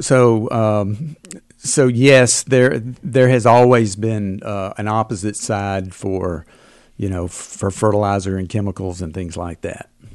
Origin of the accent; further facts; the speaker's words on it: Alabama, United States; I'm from Alabama